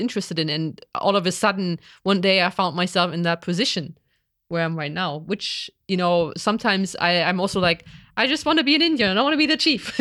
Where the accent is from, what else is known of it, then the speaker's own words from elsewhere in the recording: East Germany, Germany; I grew up in East Germany when we had a socialism